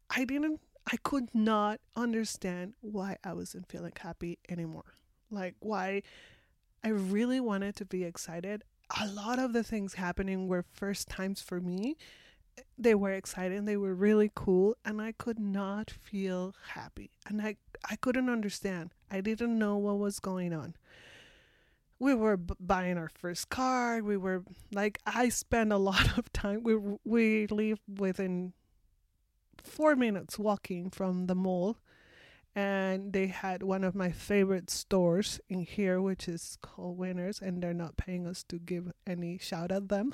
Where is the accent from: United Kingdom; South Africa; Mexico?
Mexico; Mexico City; English is a second language; moved away as an adult; now in Victoria, Canada; I am from Mexico, originally from Mexico City. I was born and raised and lived most of my life there.